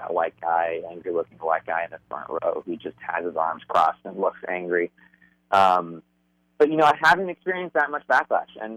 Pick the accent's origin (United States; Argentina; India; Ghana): United States; Phoenix, Arizona; also born or lived in Dallas; now in Los Angeles, United States; I grew up in Arizona, in like conservative Arizona